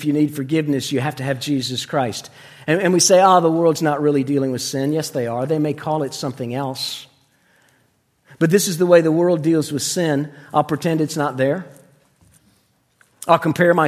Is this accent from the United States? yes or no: yes; Florida, United States; moved away; When I was a little boy, we grew up in Florida